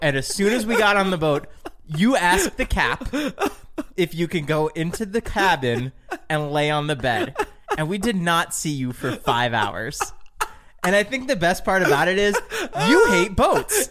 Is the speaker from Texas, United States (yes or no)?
no; New Jersey, United States; I'm from New Jersey